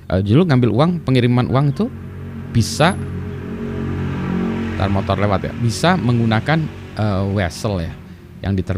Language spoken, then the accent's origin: Indonesian; Bandung, West Java, Indonesia; Misalnya dulu saya besar di kota Bandung misalnya